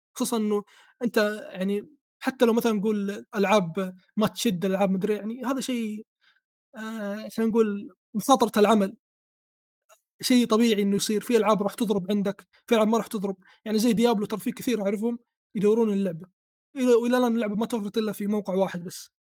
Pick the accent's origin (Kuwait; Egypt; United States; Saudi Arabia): Saudi Arabia; عندنا في السعوديه